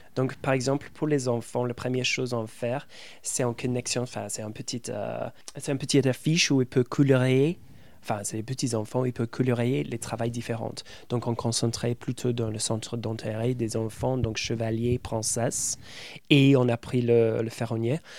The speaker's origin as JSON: {"language": "French", "region": "England", "country": "United Kingdom", "second_language": "French", "moved": "as an adult", "lives_now": "France", "said": "Dès que j'ouvre mon bouche, ils savent que je suis anglais"}